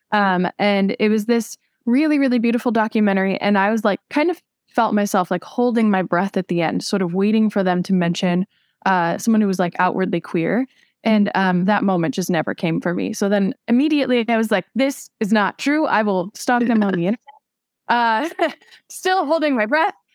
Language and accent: English; Southern California, United States; I'm actually from Southern California